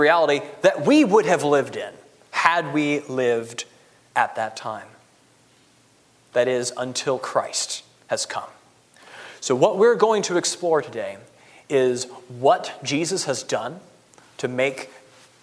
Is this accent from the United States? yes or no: yes; United States; I'm an American